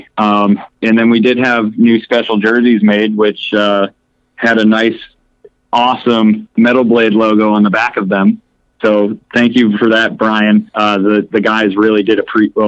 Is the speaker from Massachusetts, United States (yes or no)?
yes; Framingham, Massachusetts, United States; moved away; also born or lived in Minnesota; I'm not from too far away. I grew up around Framingham, Mass